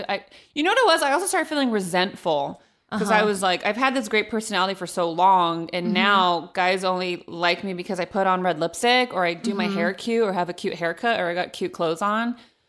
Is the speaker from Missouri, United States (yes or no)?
no; Modesto, California, United States; even I did a show in my hometown of Modesto at the Gallo Center a couple weeks ago.